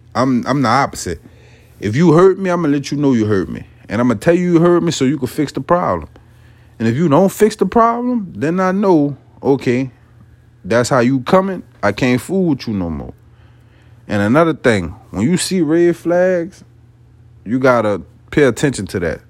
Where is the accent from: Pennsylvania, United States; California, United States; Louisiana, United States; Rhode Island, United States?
Louisiana, United States; West Bank of New Orleans; I'm not originally from New Orleans. I'm off the West Bank of New Orleans